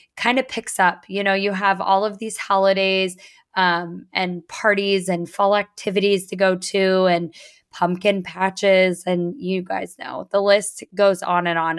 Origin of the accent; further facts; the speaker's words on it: Northeast Coast, United States; also born or lived in Virginia; now in Florida, United States; we are both from East Coast, Northeast Coast